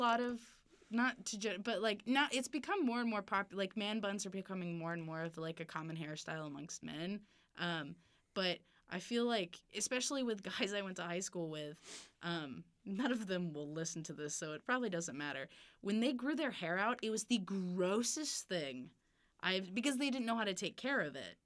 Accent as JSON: {"language": "English", "town": "Evansville", "region": "Indiana", "country": "United States", "lives_now": "Bloomington, United States", "said": "I'm from Evansville"}